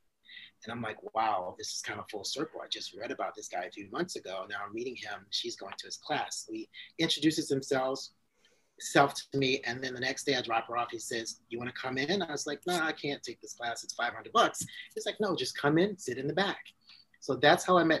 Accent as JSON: {"language": "English", "region": "Maryland", "country": "United States", "moved": "yes", "said": "I'm from Maryland."}